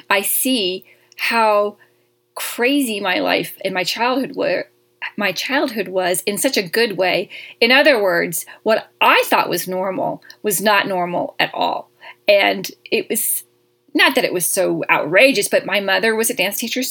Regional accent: Jackson, Mississippi, United States; accent: Southern; moved away as an adult; also born or lived in Los Angeles; I grew up there from 4th grade to all the way through my high school years. I graduated high school in Jackson, Mississippi. So I love my little Southern accent

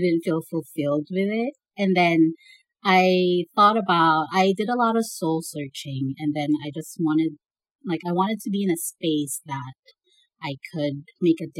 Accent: Naga, Bicol Region, Philippines; English is a second language; moved away as an adult; now in United States; I grew up in Naga City, Bicol, Philippines

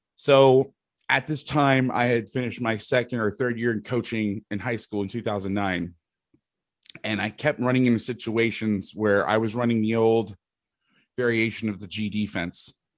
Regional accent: Orlando, Florida, United States; moved away as an adult; also born or lived in Bay Area, California / Jackson, Mississippi / Fresno, California; I'm from Orlando, Florida. I'm actually living in the house that I, I grew up

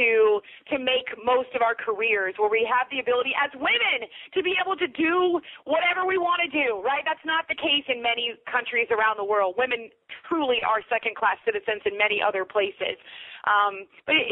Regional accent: United States; as Americans

